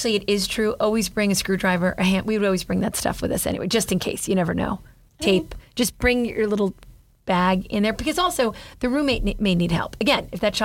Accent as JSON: {"language": "English", "town": "Jersey City", "region": "New Jersey", "country": "United States", "tie": "born or raised there", "said": "I grew up in Hudson, in Jersey City"}